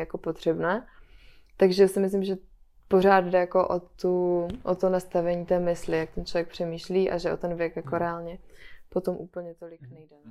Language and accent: Czech; Moravia, Czechia; já jsem z Moravy